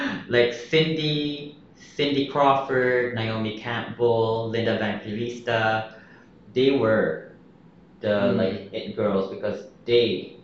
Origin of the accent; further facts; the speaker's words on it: Philippines; Mine was, I was kind of proud of being Filipino.